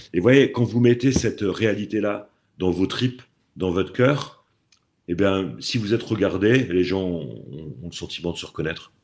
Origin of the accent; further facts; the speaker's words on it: Normandy, France; also born or lived in Aix-en-Provence / Dieppe; je reviens euh, dans ma région d'origine parce que la pluie me manquait